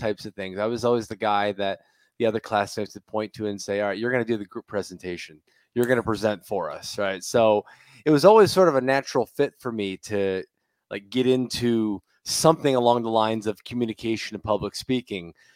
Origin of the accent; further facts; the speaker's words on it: Tampa, Florida, United States; I'm a Bucks fan, I'm from Tampa